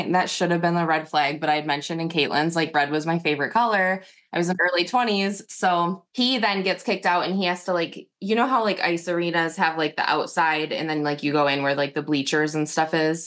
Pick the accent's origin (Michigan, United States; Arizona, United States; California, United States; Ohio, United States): Michigan, United States; Northern; I'm from Northern Michigan, so it was like a small town